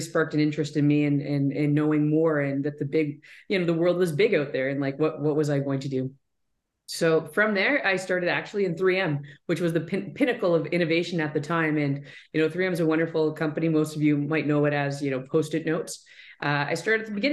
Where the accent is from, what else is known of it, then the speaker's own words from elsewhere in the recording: Southwestern Ontario, Canada; I'm from Southwestern Ontario. So I grew up in Wallsbrooks, just about an hour south of London.